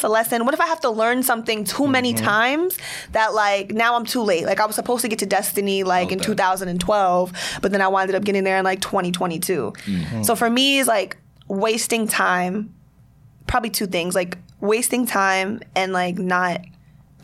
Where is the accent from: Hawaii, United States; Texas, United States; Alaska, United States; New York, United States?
New York, United States; New York City; I am from Queens.